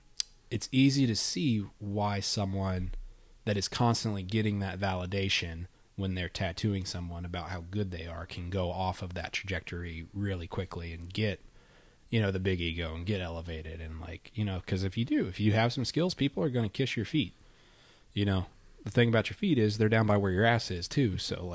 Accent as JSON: {"language": "English", "region": "New York", "country": "United States", "said": "Dude, I'm from New York."}